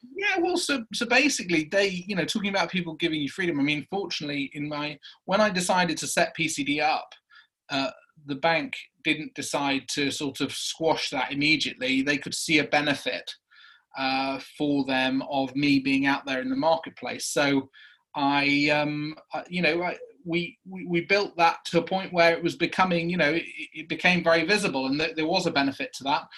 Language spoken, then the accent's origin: English; Prestatyn, Wales, United Kingdom; moved away as an adult; Wales coast uh, in a place called Prestatyn